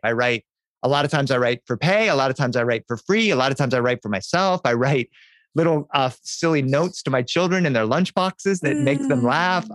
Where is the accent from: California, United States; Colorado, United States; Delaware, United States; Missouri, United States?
Delaware, United States; I grew up in Delaware in the 1970s